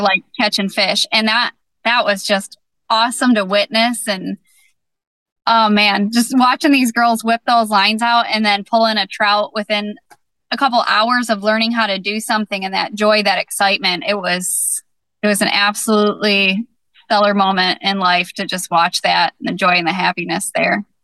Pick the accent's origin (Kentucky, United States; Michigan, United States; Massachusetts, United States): Michigan, United States; Southeast; I am from Southern Michigan, Southeast Michigan